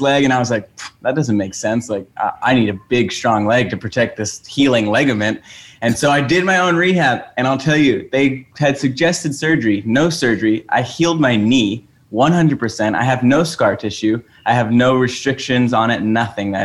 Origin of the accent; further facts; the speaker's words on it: Oahu, Hawaii, United States; I grew up on Oahu in Hawaii, which is an island.